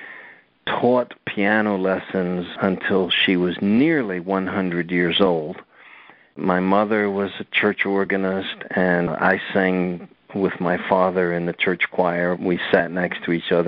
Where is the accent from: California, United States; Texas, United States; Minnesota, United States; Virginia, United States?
Virginia, United States; I grew up in the South in Virginia